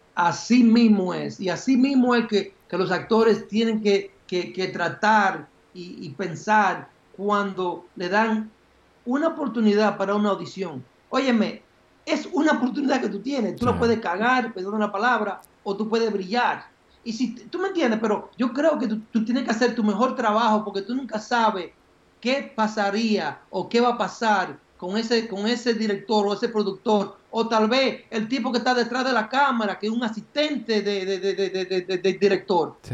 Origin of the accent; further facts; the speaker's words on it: Baitoa, Santiago, Dominican Republic; now in United States; yo nací en, un campo que se llama Baitoa, que queda en Santiago, en las lomas de Santiago